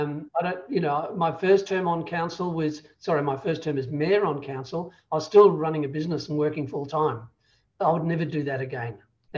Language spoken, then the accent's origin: English; Ireland; moved away as an adult; now in Australia; because we come from Ireland where you can go from one end to the other in an afternoon.